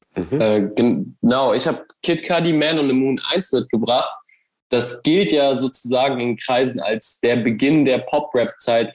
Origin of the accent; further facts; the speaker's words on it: Cologne, North Rhine-Westphalia, Germany; als Kölner